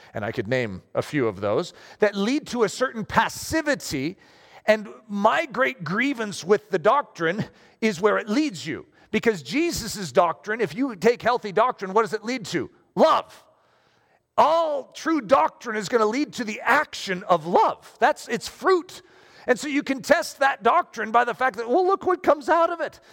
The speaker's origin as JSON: {"language": "English", "country": "United States", "said": "I just happen to be American"}